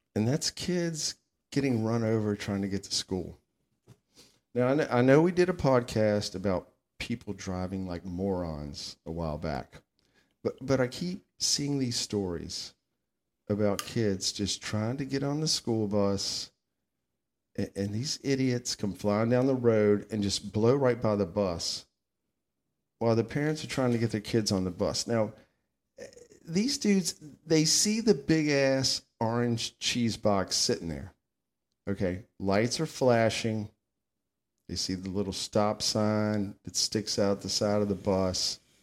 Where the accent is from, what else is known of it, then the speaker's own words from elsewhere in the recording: Virginia, United States; We're from Virginia